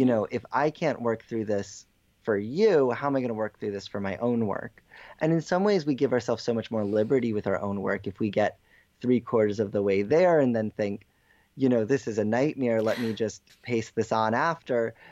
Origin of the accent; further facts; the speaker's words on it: Norwalk, Connecticut, United States; The print shop that I work at, the Center for Contemporary Printmaking, is in my hometown